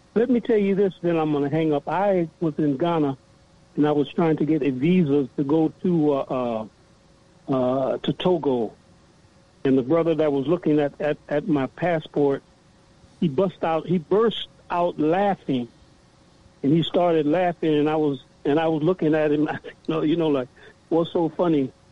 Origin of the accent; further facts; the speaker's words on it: Louisiana, United States; now in Toronto, Canada; I'm living in Toronto, and I'm originally from uh, uh, from, well, I was born in Louisiana